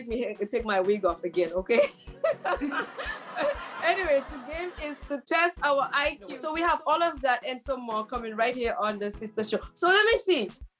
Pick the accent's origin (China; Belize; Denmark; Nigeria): Nigeria; accent: Nigerian; Hey, my sister, let me use my Nigerian accent.